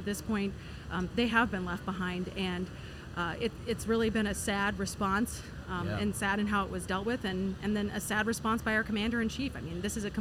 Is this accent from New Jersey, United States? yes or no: no; Des Moines, Iowa, United States; This is my hometown here in Des Moines